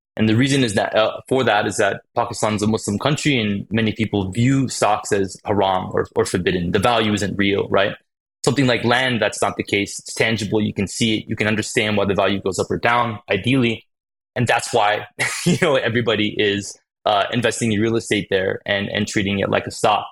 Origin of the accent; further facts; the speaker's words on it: Phoenix, Arizona, United States; I ended up growing up in Phoenix, Arizona